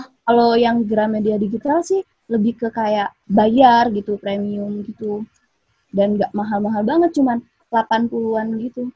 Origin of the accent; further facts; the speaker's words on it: Pagar Alam, South Sumatra, Indonesia; jauh di Pagar Alam, Sumatera Selatan